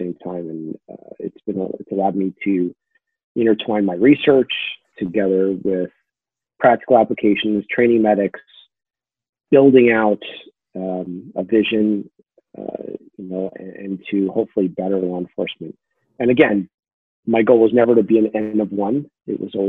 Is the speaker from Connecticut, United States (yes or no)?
no; New Jersey, United States; moved away as an adult; also born or lived in Massachusetts / Philadelphia / Kansas City; I grew up in New Jersey